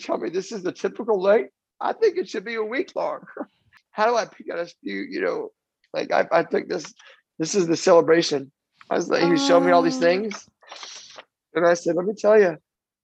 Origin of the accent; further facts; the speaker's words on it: Florida, United States; also born or lived in New Jersey; I was born in New Jersey and raised in Florida